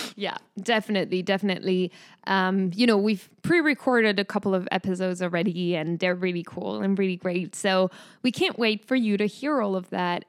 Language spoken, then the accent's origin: English; France; accent: French; English is a second language; moved away as an adult; now in United States; guess it from my name and hear it from my accent, but I am from France